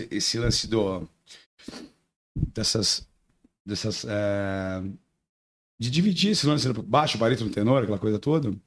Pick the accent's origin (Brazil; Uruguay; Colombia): Brazil; São Paulo; also born or lived in Itapira; Sou de, da, da capital, São Paulo. E só que antes de vir para cá, eu morando no interior de São Paulo, perto de Campinas ali. Aliás, Itapira, né?